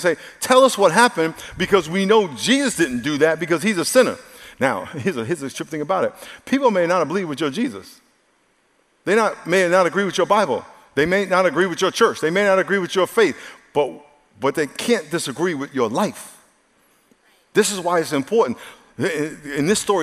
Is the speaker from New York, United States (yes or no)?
yes; New York, United States; I grew up in New York